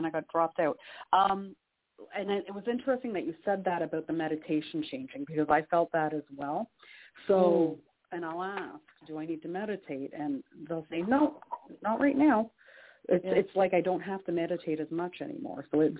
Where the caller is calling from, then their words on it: Canada; calling from Canada.